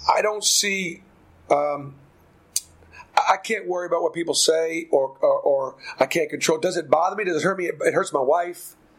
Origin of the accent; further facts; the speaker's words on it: Boston, Massachusetts, United States; now in Auburn, United States; I grew up in Boston